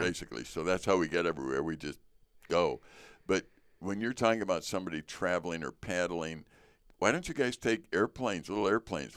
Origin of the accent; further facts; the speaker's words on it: Chicago, Illinois, United States; being American, growing up in Chicago